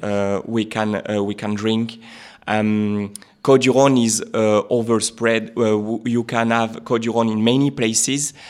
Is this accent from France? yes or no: yes; Orange, Provence-Alpes-Côte d'Azur, France; I was born in Orange. It's very close by Chateauneuf du Pape, only ten minutes driving from there